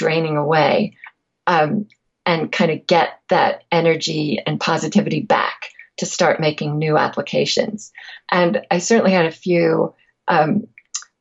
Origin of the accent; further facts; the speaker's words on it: England, United Kingdom; I'm also from England, where people don't tend to talk freely about passion very much every day.